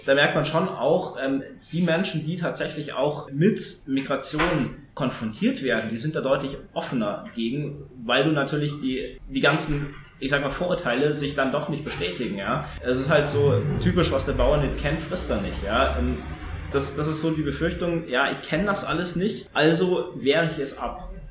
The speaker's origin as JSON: {"language": "German", "town": "Tegernsee", "region": "Bavaria", "country": "Germany", "also_born_or_lived": "Munich"}